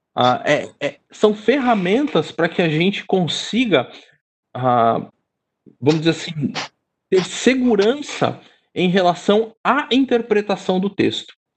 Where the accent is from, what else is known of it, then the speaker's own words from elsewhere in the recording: São Paulo, Brazil; sou daqui e sou casado com uma carioca